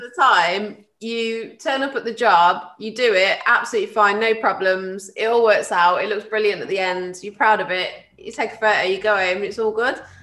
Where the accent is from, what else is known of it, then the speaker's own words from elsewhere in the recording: Tamworth, West Midlands, United Kingdom; I grew up in Tamworth